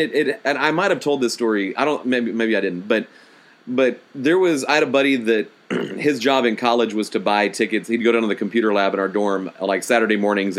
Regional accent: Houston, Texas, United States; We're both from Houston.

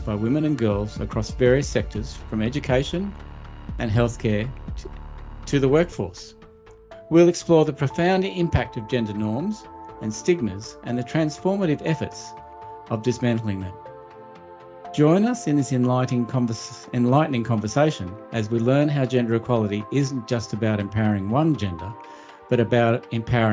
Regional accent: Australia; I grew up in Australia, but my ancestors were first fleeters.

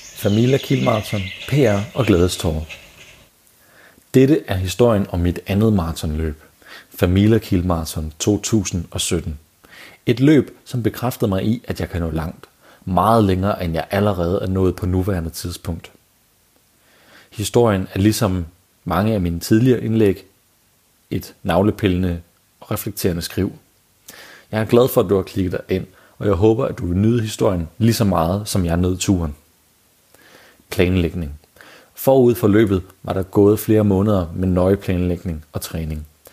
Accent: Denmark; som danskere

